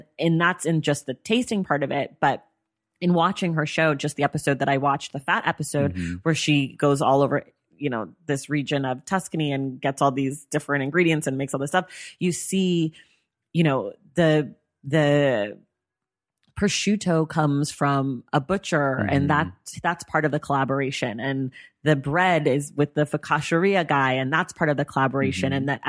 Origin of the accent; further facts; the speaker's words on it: Bay Area, California, United States; we're from the Bay Area